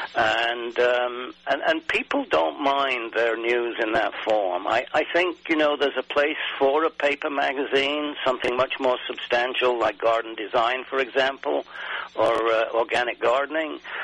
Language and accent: English; England, United Kingdom; I grew up in England